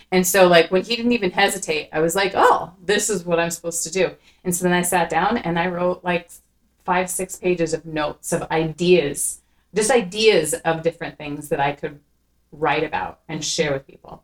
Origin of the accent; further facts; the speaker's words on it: Iowa, United States; I'm also a white girl from Iowa